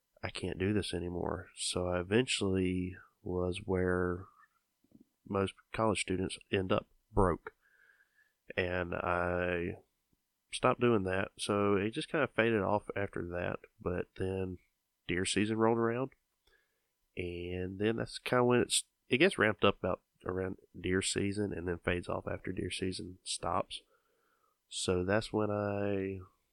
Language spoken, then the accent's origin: English; Georgia, United States; I'm from Georgia